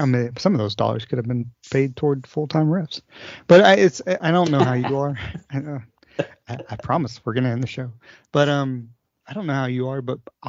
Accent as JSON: {"language": "English", "town": "Oak Ridge", "region": "Tennessee", "country": "United States", "tie": "born or raised there", "said": "played for Oak Ridge for my hometown team."}